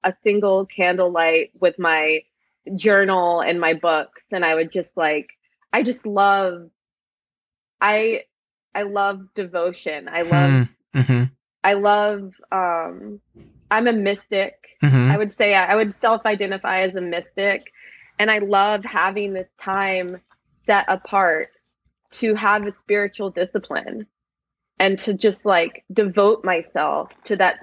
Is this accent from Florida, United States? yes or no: no; New Orleans, Louisiana, United States; I grew up with Mardi Gras, because I'm from New Orleans.